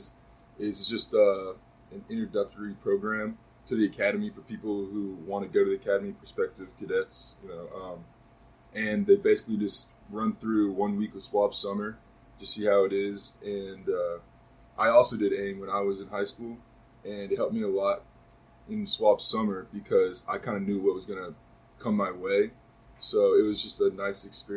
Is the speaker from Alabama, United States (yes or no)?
yes; Alabama, United States; I'm from Alabama